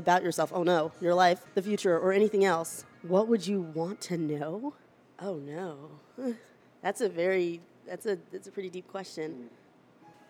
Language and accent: English; Charlotte, North Carolina, United States; now in Boston, United States; I was born in Charlotte, North Carolina